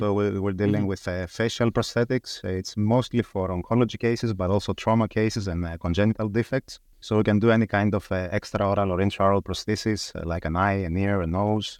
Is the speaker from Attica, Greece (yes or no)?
no; Thessaloniki, Central Macedonia, Greece; English is a second language; moved away as an adult; now in London, United Kingdom; I was born and raised in Thessaloniki in Greece, where I studied dentistry. I graduated in 2006. And then immediately within a couple of months, I moved to London, UK.